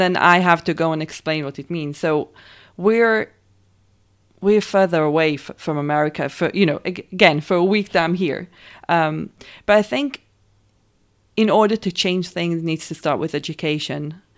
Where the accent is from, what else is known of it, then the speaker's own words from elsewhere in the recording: Israel; I'm from Israel, raised and born there